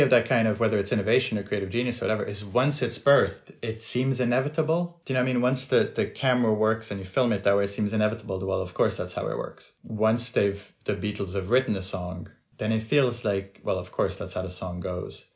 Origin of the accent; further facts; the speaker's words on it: France; moved away; I grew up in France